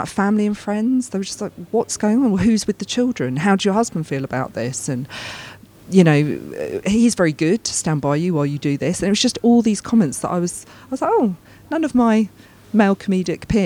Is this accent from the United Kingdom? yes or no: yes; United Kingdom; I'm British. I'm very, very proud, very, very proud of being British